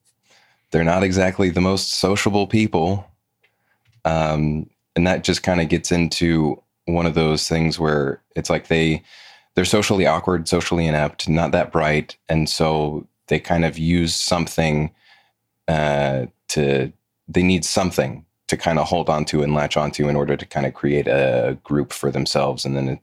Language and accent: English; the South, United States; I was born and raised in the South, been here my whole life.